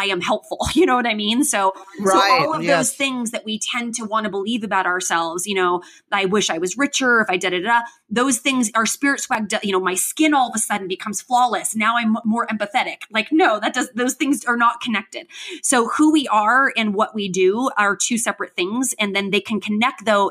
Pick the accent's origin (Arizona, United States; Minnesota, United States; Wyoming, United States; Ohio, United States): Arizona, United States; Tucson; I was raised in Tucson